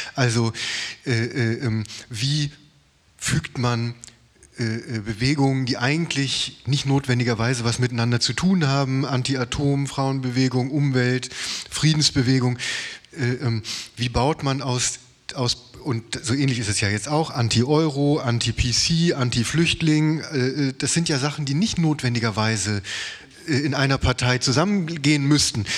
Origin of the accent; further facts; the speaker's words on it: West Germany, Germany; ich bin Westdeutscher